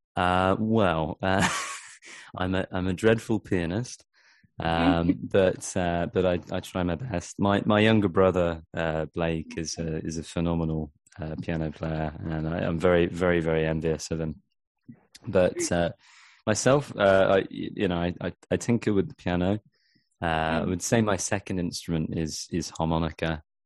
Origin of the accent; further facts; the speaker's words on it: Dorset, South West England, United Kingdom; also born or lived in Vancouver Island, Canada; now in Canada; I'm from uh, from a place called Dorset, n- near near Bournemouth.